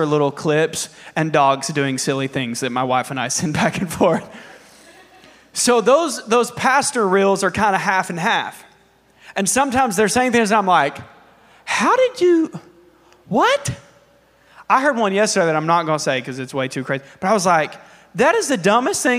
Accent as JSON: {"language": "English", "country": "United States", "said": "as an American"}